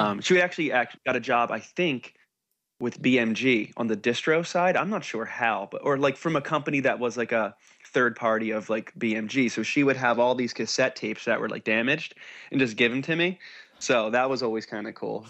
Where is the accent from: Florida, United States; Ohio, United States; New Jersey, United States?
New Jersey, United States; now in California, United States; Because I'm from New Jersey